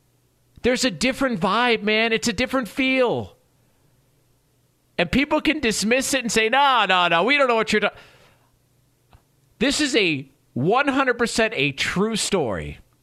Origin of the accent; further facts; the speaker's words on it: California, United States; moved away; because I came from California. So I move out to the South and I'm like, oh, you know, I'm learning like right away.